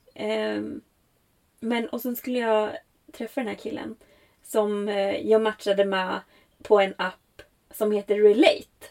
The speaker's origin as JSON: {"language": "Swedish", "country": "Sweden", "said": "det här är ju ändå mitt hemland"}